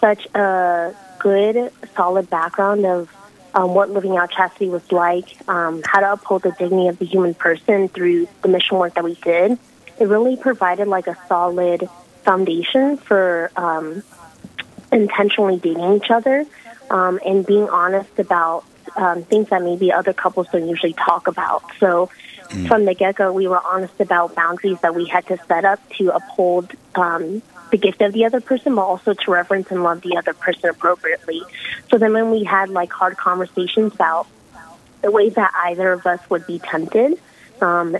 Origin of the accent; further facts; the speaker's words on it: Florida, United States; I'm originally from Florida